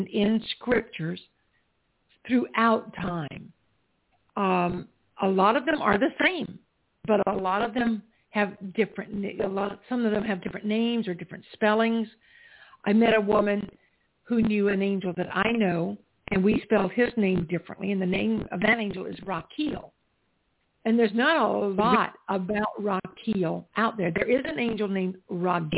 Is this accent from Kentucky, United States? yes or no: no; South Carolina, United States; where I grew up in South Carolina